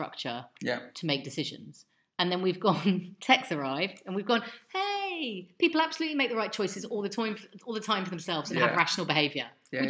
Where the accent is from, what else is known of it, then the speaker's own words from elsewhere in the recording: London, United Kingdom; moved away; I grew up in London.